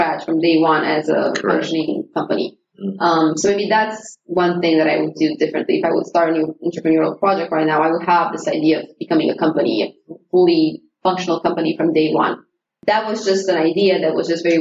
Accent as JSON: {"language": "English", "country": "Romania", "moved": "yes", "said": "I was from Romania"}